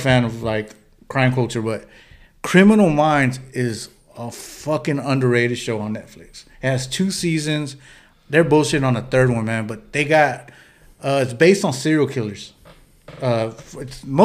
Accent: United States; I was born in the United States

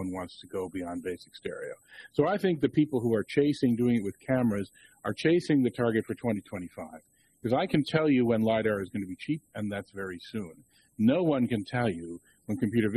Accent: Toronto, Ontario, Canada; University of Toronto, which is also my hometown

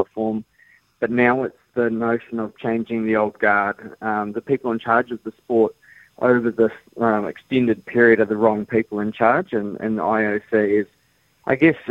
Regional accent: New Zealand; Being proud Kiwi country kid, grew up, did the hard work

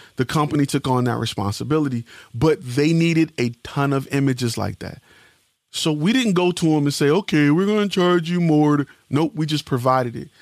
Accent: Detroit, Michigan, United States; I'm from Detroit

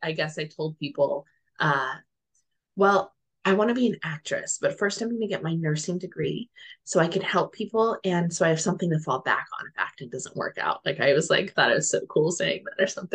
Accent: New Mexico, United States; moved away as an adult; now in Netherlands; I currently live in the Netherlands. My husband's Dutch, but I'm from New Mexico

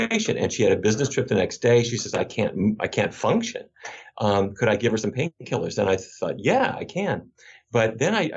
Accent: Fargo, North Dakota, United States; moved away; I grew up in Fargo

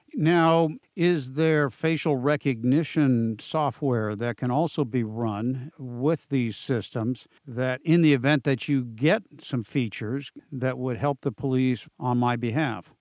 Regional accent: San Diego, California, United States; It's right here in my hometown where I grew up down in San Diego

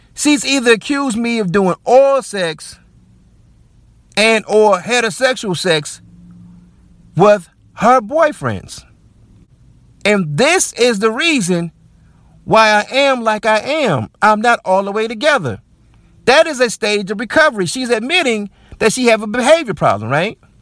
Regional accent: United States; as Black American men.

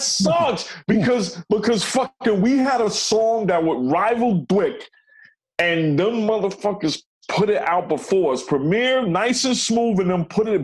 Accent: New York City, New York, United States; also born or lived in Bronx, New York / Flushing, Queens / Elmhurst, Queens; I moved from the Bronx to Queens, and then I moved to Elmhurst side

